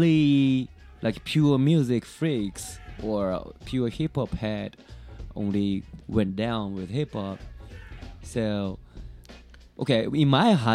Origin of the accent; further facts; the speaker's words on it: Tokyo, Japan; English is a second language; born and raised